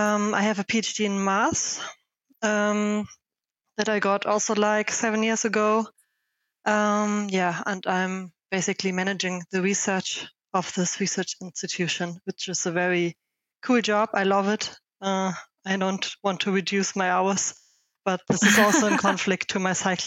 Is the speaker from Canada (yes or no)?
no; Germany; also born or lived in Berlin, Germany; from Germany, 37 years old. I started cycling 8 years ago when I still lived in Berlin.